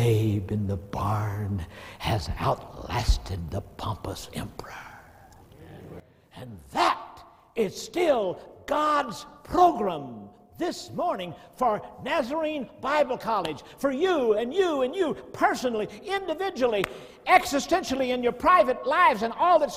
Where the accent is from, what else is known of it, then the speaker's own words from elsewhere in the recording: Alabama, United States; I grew up in Alabama